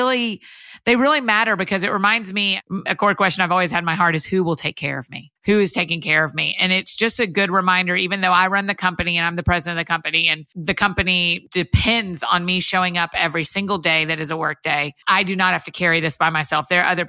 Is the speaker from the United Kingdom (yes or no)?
no; Marietta, Georgia, United States; I grew up outside of Atlanta in Marietta, Georgia, kind of Kennesaw, Woodstock area, and went to University of Georgia.